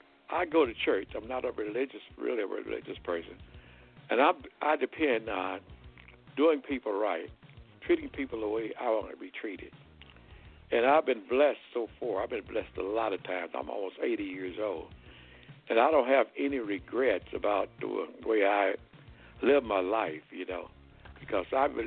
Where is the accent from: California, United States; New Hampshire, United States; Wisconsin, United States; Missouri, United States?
Missouri, United States; Hayti; moved away as an adult; also born or lived in Arkansas / Texas / Benton Harbor, Michigan; now in Kansas City, United States; And then we moved to a place called Steele, Missouri. I grew up in Steele in Haiti, Missouri, which is in the Boot Hill.